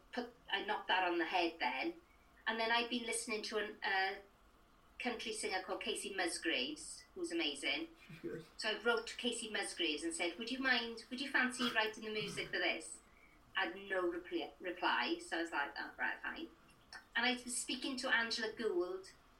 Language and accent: English; Merthyr Tydfil, Wales, United Kingdom; I come from Merthyr Tydfil